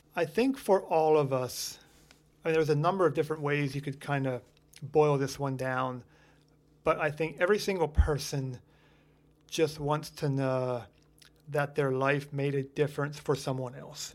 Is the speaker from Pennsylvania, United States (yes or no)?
yes; Lancaster County, Pennsylvania, United States; we grew up here in Lancaster County